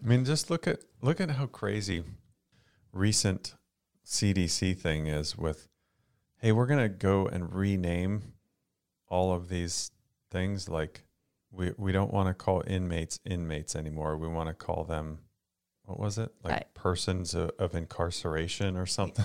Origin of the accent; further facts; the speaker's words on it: Florida, United States; We grew up in Florida